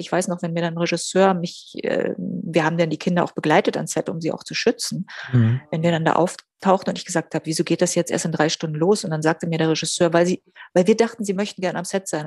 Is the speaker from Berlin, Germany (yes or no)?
yes; Berlin, Germany; Berlin ist meine Heimat